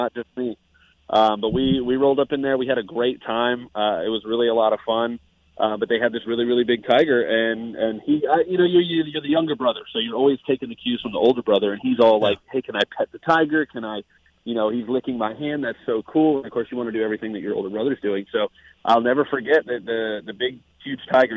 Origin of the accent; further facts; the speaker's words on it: Tampa, Florida, United States; I'm born and raised in Tampa.